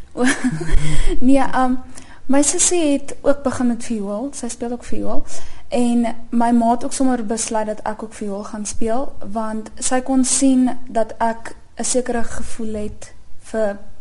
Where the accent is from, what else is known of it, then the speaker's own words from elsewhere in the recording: Centurion, Gauteng, South Africa; ek is van Centurion